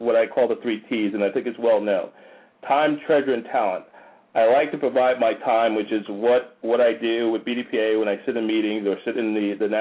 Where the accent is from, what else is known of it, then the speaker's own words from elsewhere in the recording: Paterson, New Jersey, United States; moved away as an adult; now in Atlanta, United States; I grew up in Paterson, New Jersey